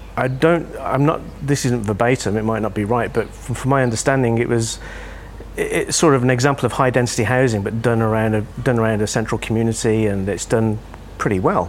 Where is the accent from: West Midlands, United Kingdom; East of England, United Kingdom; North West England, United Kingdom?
West Midlands, United Kingdom; Birmingham; moved away; I grew up in a reasonably deprived area of the UK in in Birmingham, around the Midlands